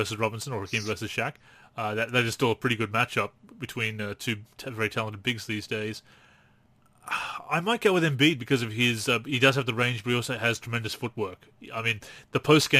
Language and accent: English; Newcastle, New South Wales, Australia; my hometown of Newcastle.